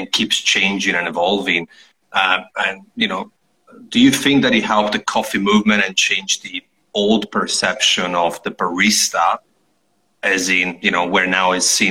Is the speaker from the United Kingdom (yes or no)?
no; near Trieste, Friuli-Venezia Giulia, Italy; Trieste in Italy, back in my hometown, pretty much, not far from where I'm from